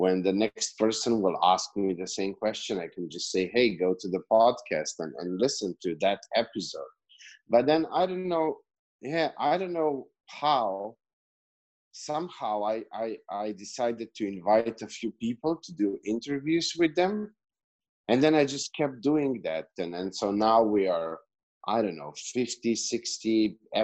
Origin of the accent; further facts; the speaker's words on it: Slovenia; accent: Eastern European; English is a second language; moved away as an adult; now in Serbia; I'm from Slovenia. I moved to Serbia 3 years ago